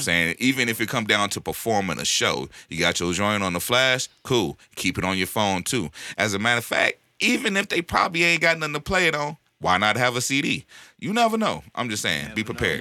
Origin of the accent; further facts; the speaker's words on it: the Bay Area, California, United States; moved away; I grew up in the Yay, so I go back and visit every once in a while.